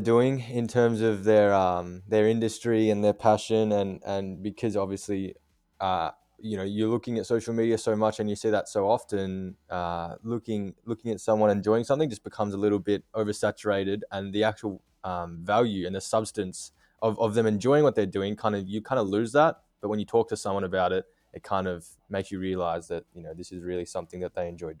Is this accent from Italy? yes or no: no; Australia; I'm based in Melbourne. I'm 21 years of age. And yeah, born and raised in Australia.